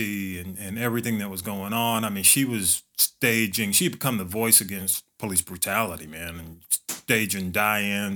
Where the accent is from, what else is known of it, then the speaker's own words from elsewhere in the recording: Atlanta, Georgia, United States; we all kind of grew up in that community, man. Graduated from elementary school together